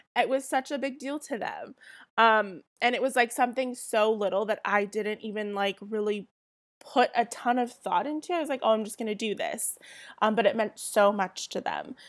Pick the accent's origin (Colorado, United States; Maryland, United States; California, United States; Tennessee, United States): California, United States; Southern; accent: Southern California; I'm born and raised in Southern California